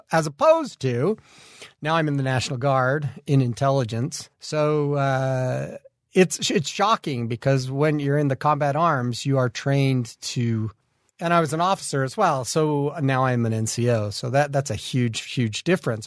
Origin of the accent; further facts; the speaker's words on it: Kaysville, Utah, United States; I come from Kaysville up north. I was born there, built a house there, growed my children's there